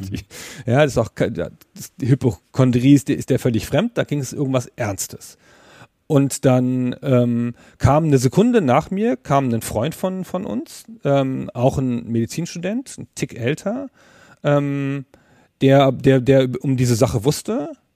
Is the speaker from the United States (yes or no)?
no; southern Lower Saxony, Germany; Südniedersachsen, wo ich herkomme, also Holzminden, ähm, Uslar, Göttingen, so diese Gegend